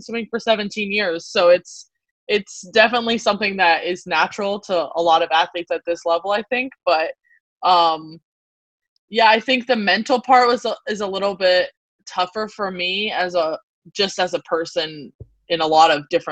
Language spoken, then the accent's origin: English; South Carolina, United States; moved away as an adult; we have a really big summer league swimming community in our town where I grew up in South Carolina